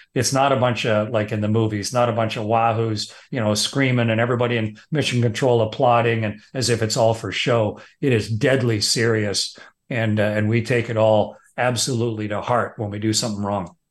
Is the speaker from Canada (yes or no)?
yes; Canada; I'm just a Canadian fighter pilot.